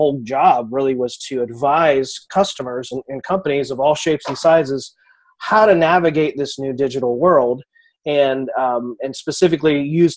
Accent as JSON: {"language": "English", "town": "Kansas City", "country": "United States", "tie": "born or raised there", "said": "I'm from Kansas City"}